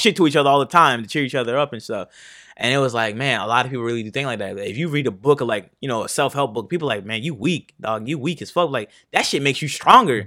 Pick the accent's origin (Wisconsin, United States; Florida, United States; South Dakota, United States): Florida, United States; Fort Pierce; also born or lived in Martin County, Florida / Port Saint Lucie, Florida; I grew up there basically from second grade to sixth grade